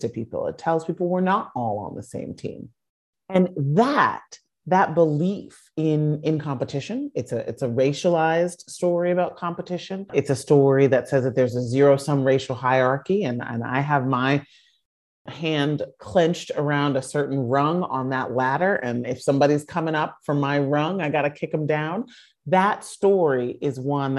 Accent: Chicago, Illinois, United States; I grew up in Chicago in the industrial Midwest

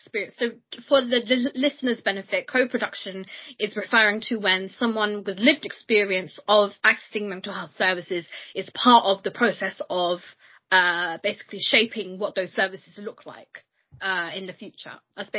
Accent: United Kingdom; I am a British Bangladeshi Muslim woman

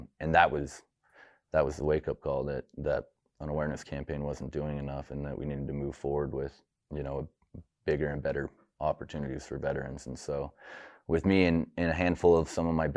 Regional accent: Pocatello, Idaho, United States; I was born and raised here in Pocatello

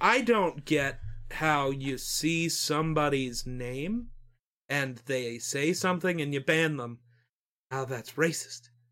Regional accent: Wyoming, United States

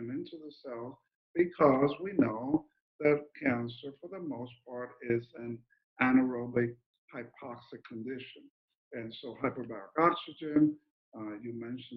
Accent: New Jersey, United States; moved away; also born or lived in Colombia / Mexico; I was born in Colombia, grew up in New Jersey, and work in Mexico and everywhere now

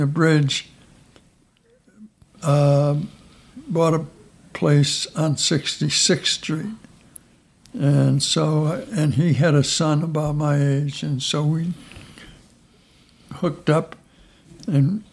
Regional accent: Niagara Falls, New York, United States; moved away as an adult; now in York, Pennsylvania, United States; I was born in LaSalle

